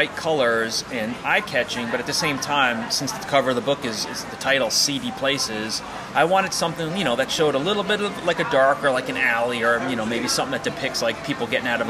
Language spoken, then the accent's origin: English; New York, United States; moved away as an adult; now in Key West, United States; I grew up in New York, and one of the reasons I moved out of New York